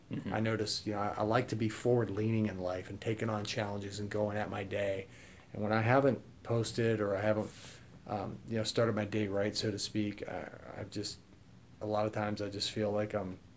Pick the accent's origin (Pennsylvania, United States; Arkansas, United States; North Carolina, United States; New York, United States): Pennsylvania, United States; Pittsburgh; I'm from Pittsburgh